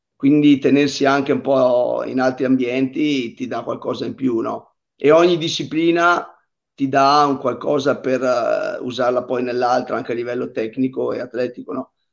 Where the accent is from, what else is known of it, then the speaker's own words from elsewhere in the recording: Pergine Valsugana, Trentino-Alto Adige, Italy; la gara del mio paese che fa parte dello stesso circuito, l'Italian Bike Up, che è qua a Pergine